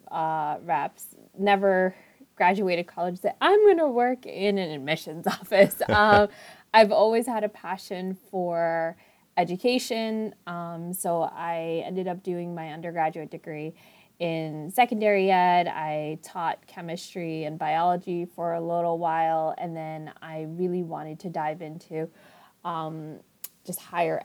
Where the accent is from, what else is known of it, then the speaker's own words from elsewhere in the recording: New York City, New York, United States; also born or lived in Long Island; I grew up in Queens, I live in Long Island